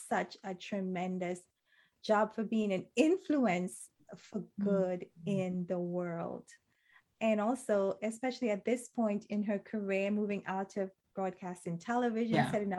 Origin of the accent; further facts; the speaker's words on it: Trinidad & Tobago; I'm from Trinidad in Caribbean culture. In Trinidad culture, I should say, people usually just really suck the marrow out of their bones.